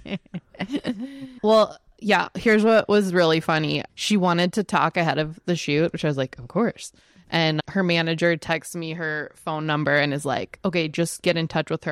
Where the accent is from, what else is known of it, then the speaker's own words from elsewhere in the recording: Texas, United States; I'm growing up in Texas with Jenny